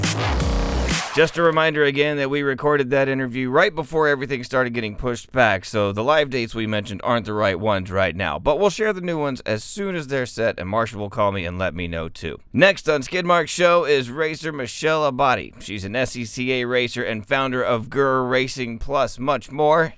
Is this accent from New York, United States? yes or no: no; West Texas, United States; I'm from West Texas